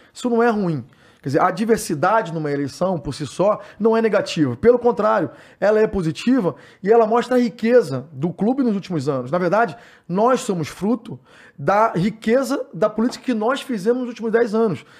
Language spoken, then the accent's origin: Portuguese; Rio de Janeiro, Brazil; sou do Médio, então a gente é uma, é uma área que não tem muito lazer ali no Rio de Janeiro